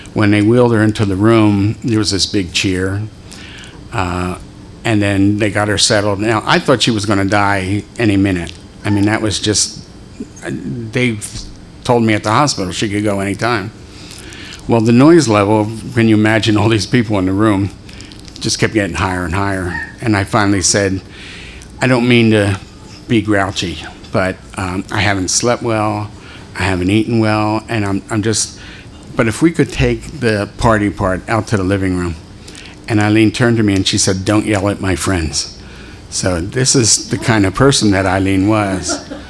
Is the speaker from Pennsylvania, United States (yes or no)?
yes; Philadelphia, Pennsylvania, United States; I was born in Philadelphia, raised there